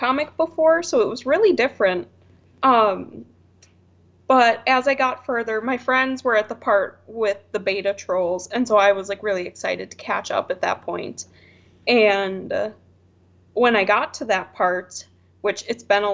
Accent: Wisconsin, United States; moved away as an adult; now in Arizona, United States; I'm from Wisconsin, but I live in Arizona now.

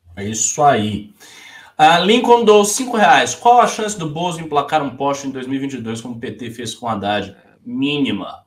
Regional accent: Bahia, Brazil; moved away; eu já estou um pouco afastado da Bahia

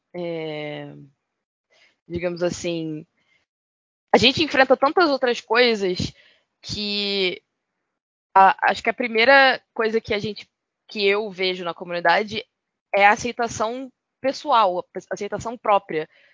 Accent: Rio de Janeiro, Brazil; eu sou carioca

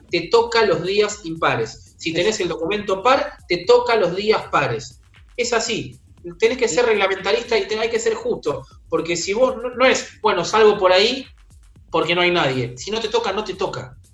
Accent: Avellaneda, Buenos Aires Province, Argentina; yo soy de Avellaneda

